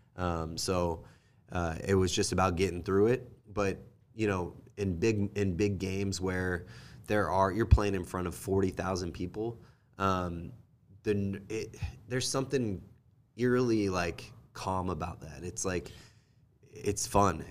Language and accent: English; Kansas City, United States; also born or lived in Kentucky; I am from Kansas City, born and raised